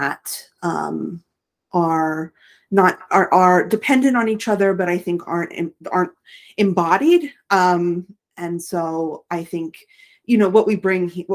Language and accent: English; Rust Belt, United States; I'm from the Rust Belt